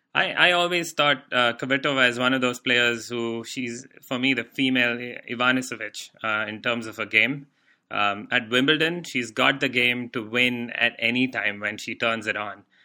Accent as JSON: {"language": "English", "country": "India", "moved": "yes", "said": "we used to have shortwave radio in India"}